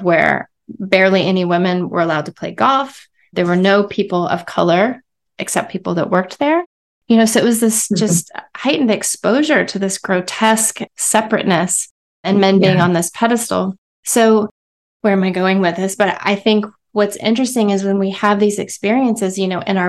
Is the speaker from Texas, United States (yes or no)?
yes; Texas, United States; I come from Texas